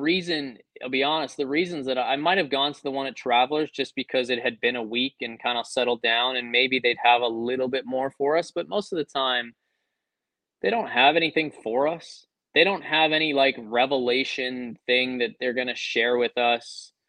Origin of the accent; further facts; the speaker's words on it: Canada; because I'm Canadian